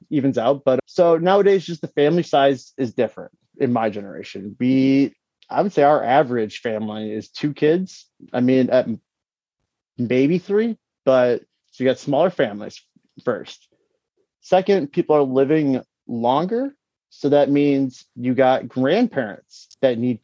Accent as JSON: {"language": "English", "town": "Detroit", "region": "Michigan", "country": "United States", "tie": "born or raised there", "said": "When I graduated high school, it was in 08, and you know, I'm from Detroit"}